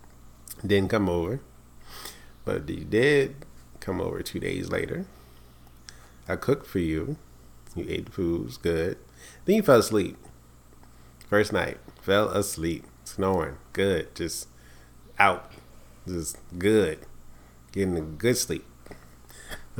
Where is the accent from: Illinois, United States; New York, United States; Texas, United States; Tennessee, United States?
New York, United States; we from New York